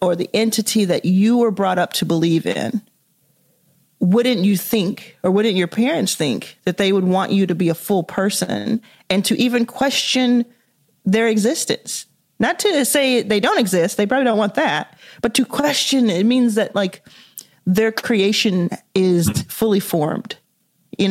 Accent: Dallas, Texas, United States; I was raised in Dallas, Texas, in the US

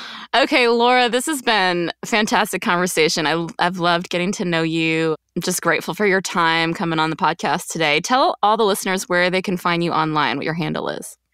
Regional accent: Quebec, Canada; I grew up in Quebec

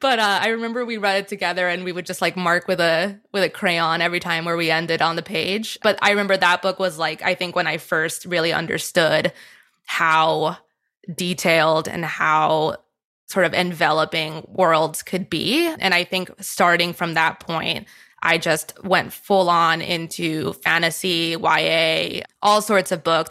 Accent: Miami, Florida, United States; moved away; I grew up in Miami, Florida

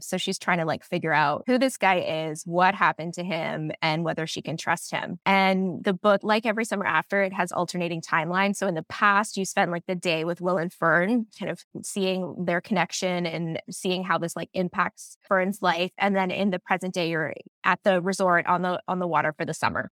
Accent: Barry's Bay, Ontario, Canada; moved away as an adult; now in Toronto, Canada; I grew up in Barry's Bay where my book is set, and it's a very small town

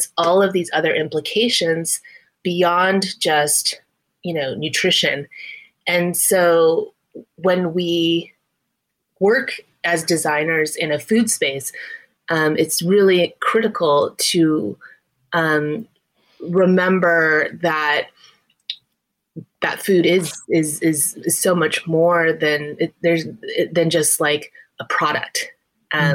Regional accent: Texas, United States; I'm a first generation Chinese American woman, and I grew up in Texas.

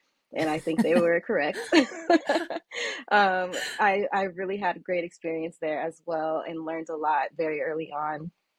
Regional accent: Southern California, United States; moved away as an adult; also born or lived in Washington, D.C.; I'm from Southern California.

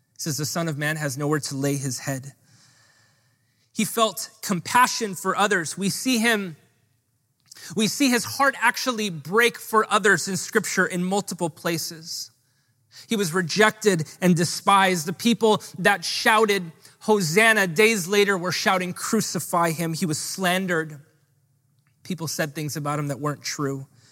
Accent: Honolulu, Hawaii, United States; I grew up in Hawaii Kai, which doesn't provide you a lot of street cred

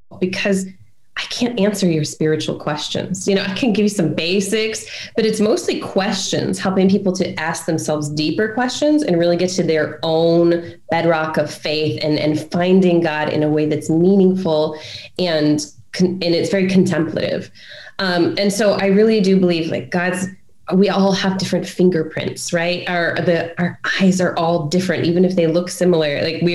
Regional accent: Brunei; so growing up in Brunei, so my dad was a pilot on one of these private jets when I was a kid, and he flew for the Sultan of Brunei

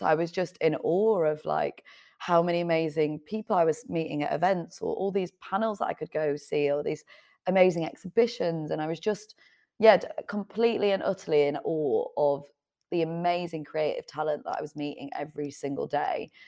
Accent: Leeds, Yorkshire and the Humber, United Kingdom; moved away; also born or lived in Manchester; originally I was living in Manchester, but I'm from Leeds originally

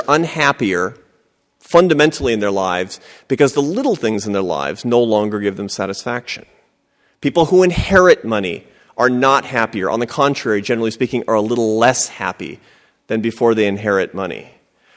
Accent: Seattle, Washington, United States; I grew up in Seattle, Washington, to a family of academics and artists

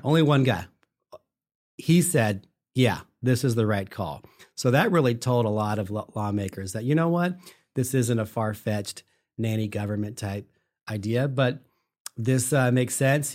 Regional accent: Sacramento, California, United States; I'm from Sacramento. I grew up here

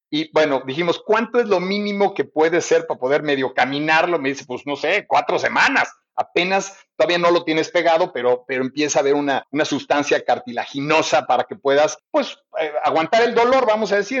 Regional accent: Mexico; Yo me sentí muy orgulloso como mexicano

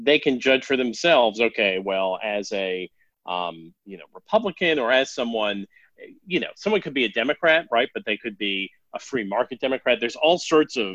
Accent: Denver, Colorado, United States; also born or lived in Boston, Massachusetts; I grew up initially in Boston and then in Denver

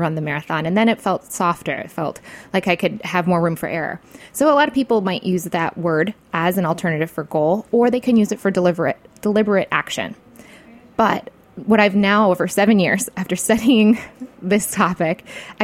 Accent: Michigan, United States; I was from Michigan

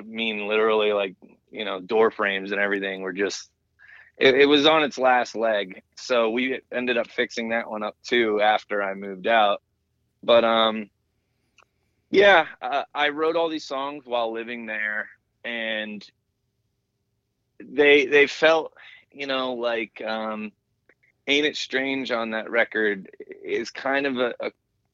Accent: New Hampshire, United States; also born or lived in Pennsylvania / Baldwin, Missouri / New York; now in Pittsburgh, United States; Hampshire, where I grew up hiking and skiing

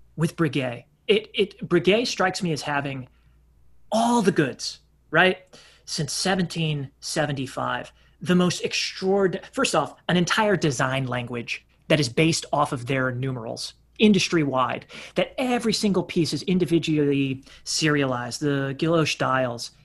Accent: Texas, United States; as a Texan

